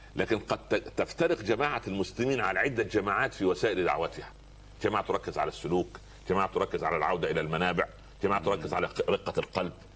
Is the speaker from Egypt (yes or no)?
yes; Egypt; عندنا في مصر